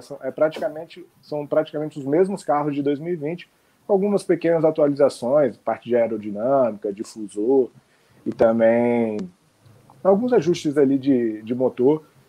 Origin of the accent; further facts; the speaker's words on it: Brasília, Federal District, Brazil; now in Rio de Janeiro, Brazil; Eu moro eu tô, moro no Rio, mas há algum tempo eu sou de Brasília